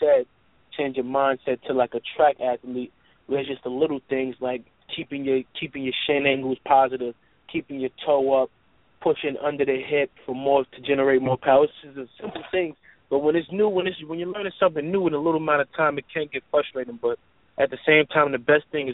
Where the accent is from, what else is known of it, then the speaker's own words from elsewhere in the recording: New York, United States; I'm from New York